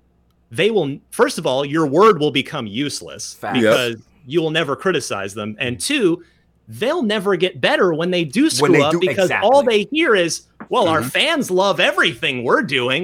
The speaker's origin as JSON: {"language": "English", "town": "Vernon", "region": "New Jersey", "country": "United States", "said": "I'm originally from Vernon, New Jersey, which is especially in the 80s."}